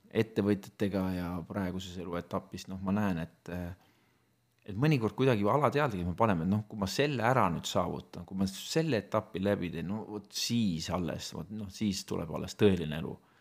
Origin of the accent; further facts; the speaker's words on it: Estonia; minu lapsepõlv möödus Nõukogude Eestis ja ma olin teismeline, kui Eesti sai vabaks